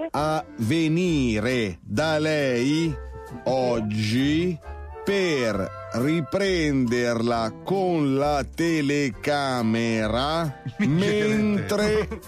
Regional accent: Apulia, Italy; Eh, ma io sono pugliese.

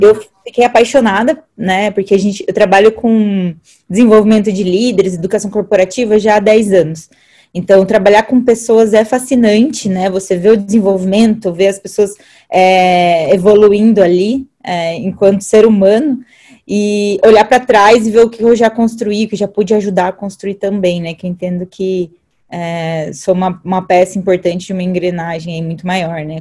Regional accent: Alumínio, São Paulo, Brazil; moved away; eu vim do interior de São Paulo, então eu vim de uma cidade chamada Alumínio

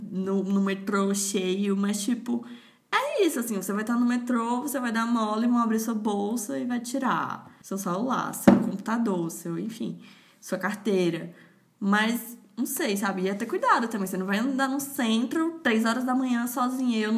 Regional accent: Fortaleza, Ceará, Brazil; moved away as an adult; now in São Paulo, Brazil; nascida e criada em São Gerardo

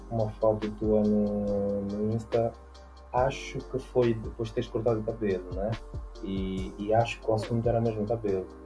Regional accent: Mozambique; E depois de repente tu dizes, eu sou moçambicana, minha mãe é moçambicana, meu pai é português.

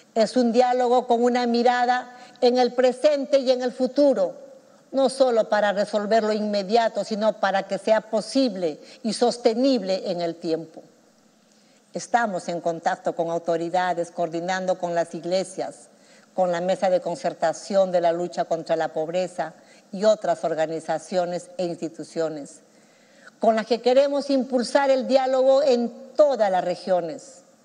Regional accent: Chalhuanca, Apurímac, Peru; now in Lima, Peru; que vengo de Chaluanca, de ese pueblo pequeño allá en mi querido Aymaraes

